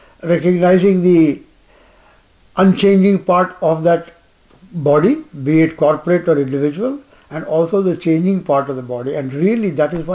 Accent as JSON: {"language": "English", "town": "Jamshedpur", "region": "Jharkhand", "country": "India", "tie": "born or raised there", "said": "I grew up in Jamshedpur"}